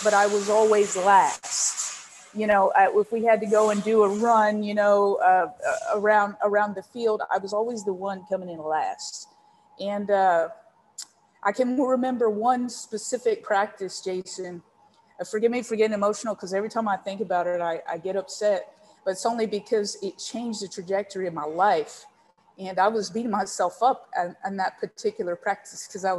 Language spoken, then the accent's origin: English; San Antonio, Texas, United States; now in United Kingdom; I grew up in San Antonio, Texas